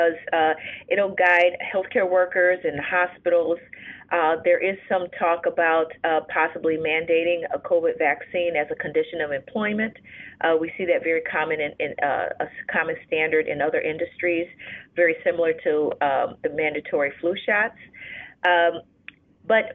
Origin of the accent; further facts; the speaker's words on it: Chicago, Illinois, United States; also born or lived in New Orleans, Louisiana; I am a native Chicagoan. So I'm from Chicago